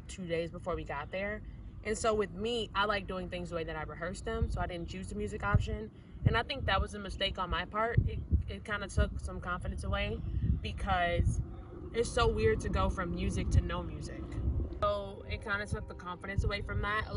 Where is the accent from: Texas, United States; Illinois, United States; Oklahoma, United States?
Illinois, United States; Chicago; I'm from Chicago